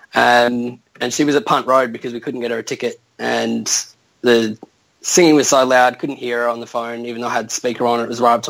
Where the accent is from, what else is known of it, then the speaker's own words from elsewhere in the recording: Adelaide, South Australia, Australia; I grew up in Adelaide